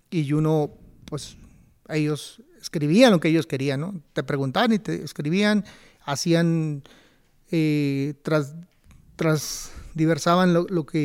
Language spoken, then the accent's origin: Spanish; Tijuana, Baja California, Mexico; Yo soy de Tijuana